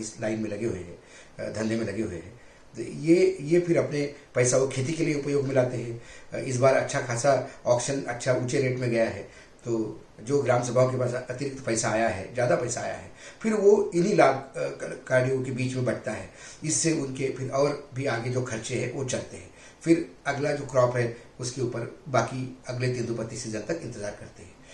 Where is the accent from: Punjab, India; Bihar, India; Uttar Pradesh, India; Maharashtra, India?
Maharashtra, India; Vidarbha; मैं खुद विदर्भ से आता हूँ